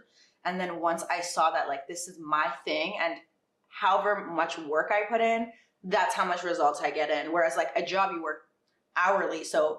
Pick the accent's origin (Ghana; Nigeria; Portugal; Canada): Canada; I'm Canadian